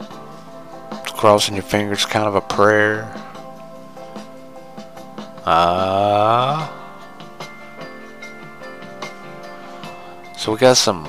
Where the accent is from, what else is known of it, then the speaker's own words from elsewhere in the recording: United States; As an American, as a true red-blooded American boy